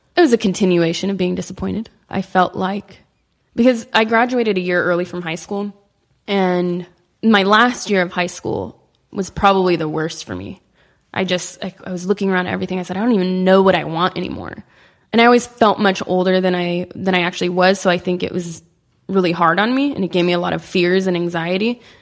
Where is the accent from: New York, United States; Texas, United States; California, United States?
California, United States; Sacramento; now in Los Angeles, United States; I grew up in Sacramento, which is, like, five and a half, six hours from here.